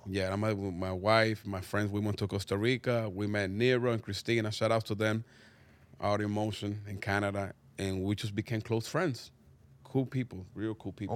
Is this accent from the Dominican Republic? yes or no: yes; Dominican Republic; English is a second language; moved away; also born or lived in Harlem, New York; growing up in Dominican Republic